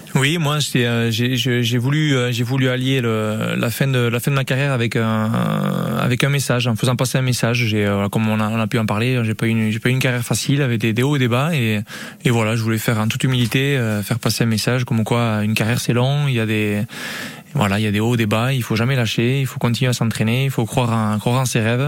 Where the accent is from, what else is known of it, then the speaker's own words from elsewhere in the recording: Hendaye, Nouvelle-Aquitaine, France; moved away as an adult; also born or lived in Miami; je suis originaire d'Andaï